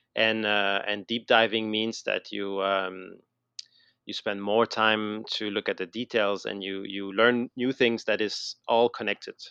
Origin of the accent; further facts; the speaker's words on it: Montreal, Quebec, Canada; moved away as an adult; now in Billund, Denmark; you might have noticed I have, still have a little accent, I guess, uh, so I'm from, I'm from Montreal, I'm from Canada